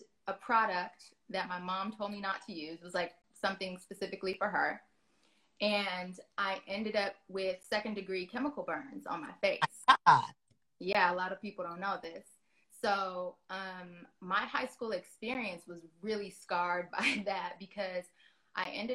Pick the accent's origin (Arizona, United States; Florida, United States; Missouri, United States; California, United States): California, United States; Los Angeles; Definitely LA girl, born and raised